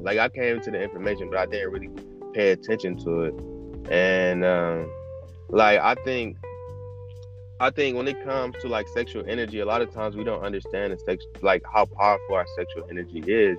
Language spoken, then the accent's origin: English; Cleveland, Ohio, United States; I'm 21. I'm from Cleveland.